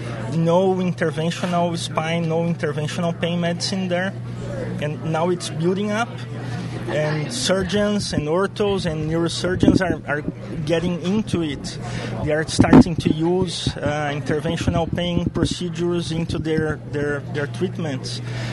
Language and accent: English; Brazil; I'm from Brazil